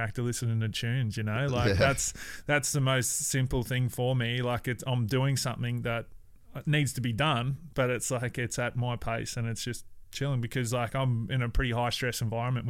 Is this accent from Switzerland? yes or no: no; Cairns, Queensland, Australia; moved away; also born or lived in Brisbane / Gold Coast / Adelaide / West Wyalong; I'm from Cairns